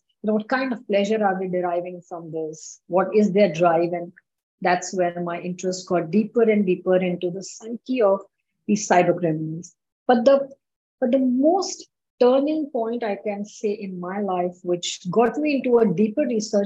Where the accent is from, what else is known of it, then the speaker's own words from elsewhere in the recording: India; in my country, I'm from India